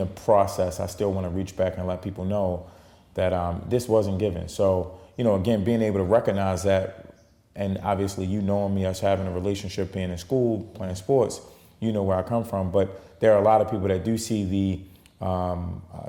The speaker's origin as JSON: {"language": "English", "town": "Baltimore", "region": "Maryland", "country": "United States", "tie": "born or raised there", "said": "growing up in Baltimore and, you know, coming from the hood"}